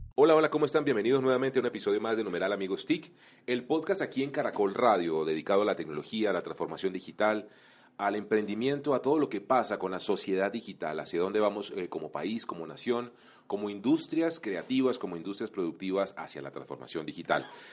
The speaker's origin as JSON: {"language": "Spanish", "country": "Colombia", "said": "como colombiano"}